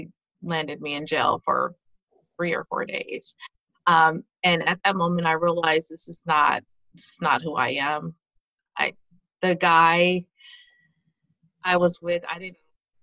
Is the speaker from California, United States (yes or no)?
yes; California, United States; also born or lived in Denver, Colorado; now in Watertown, United States; I was originally from California.